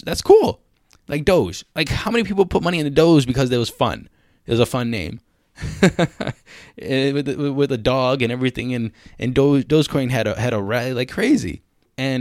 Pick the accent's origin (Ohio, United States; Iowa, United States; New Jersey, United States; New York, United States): Ohio, United States; Cleveland; moved away as an adult; also born or lived in China; I was born in Cleveland. I'm not an ABC or anything